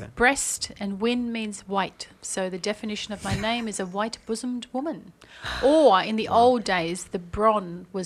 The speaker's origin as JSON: {"language": "English", "country": "Australia", "moved": "as an adult", "lives_now": "Dubai, United Arab Emirates", "said": "I'm from Australia."}